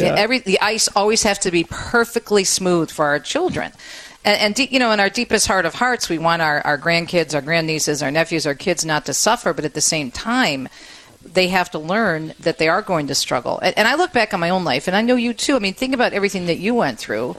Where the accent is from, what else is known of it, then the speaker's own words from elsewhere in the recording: Jersey City, New Jersey, United States; And when I was a kid growing up in Jersey City, I had 9 brothers and sisters, and we all shared one bike, one sled.